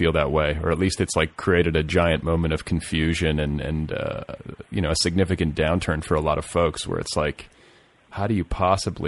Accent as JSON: {"language": "English", "region": "Midwest", "country": "United States", "tie": "born or raised there", "also_born_or_lived": "Milwaukee, Wisconsin / Indianapolis, Indiana", "said": "I was raised in the Midwest, Catholic"}